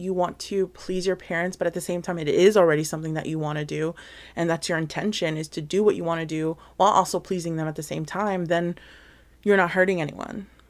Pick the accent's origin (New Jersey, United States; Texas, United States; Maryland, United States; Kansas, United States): New Jersey, United States; also born or lived in Hawaii; I was born in Hawaii, but then I was, like, super, super young. We finally moved to Jersey and this is where I basically spent a majority, pretty much all of my life, really, in New Jersey. So, that's where I had basically all my upbringing.